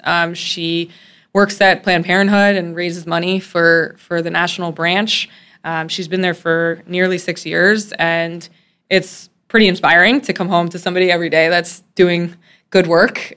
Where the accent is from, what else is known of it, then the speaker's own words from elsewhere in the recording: Oswego, New York, United States; I grew up in a very small town called Oswego, New York